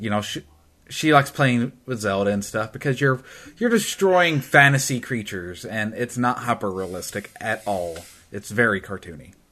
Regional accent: Tennessee, United States; I'm from Tennessee

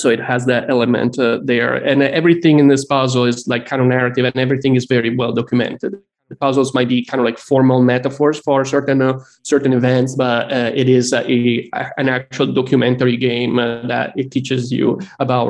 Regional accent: Italy; moved away as an adult; now in United States; I grew up in Italy, and I just moved to the United States like 15 years ago

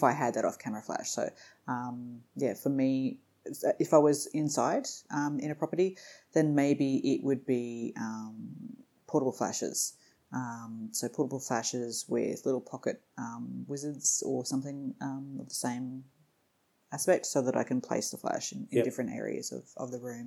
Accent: Middlemount, Queensland, Australia; also born or lived in Bundaberg / Rockhampton; I grew up in a mining town called Middlemount

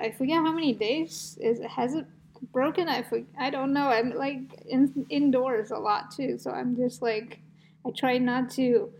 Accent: East Coast, United States; moved away; I'm from the East Coast as well

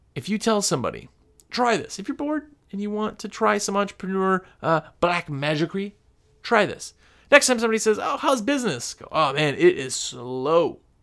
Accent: Wisconsin, United States; now in North Carolina, United States; I'm from Wisconsin, where our spring in Wisconsin started April

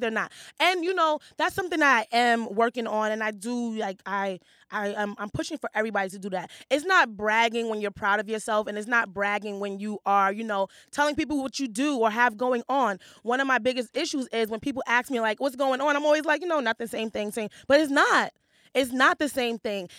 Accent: New York City, New York, United States; I grew up in Hell's Kitchen

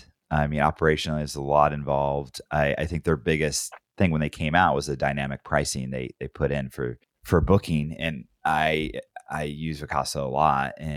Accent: Grants Pass, Oregon, United States; I grew up in Grants Pass

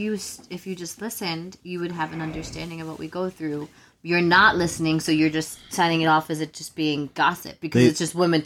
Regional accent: New York City, New York, United States; I'm from the Bronx. I've lived in these five boroughs my whole life.

